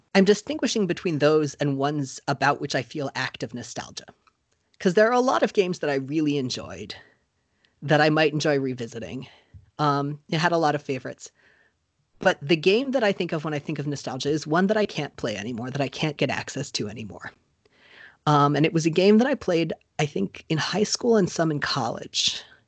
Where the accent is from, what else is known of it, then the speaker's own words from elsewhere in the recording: Florida, United States; I moved there just before I turned seven.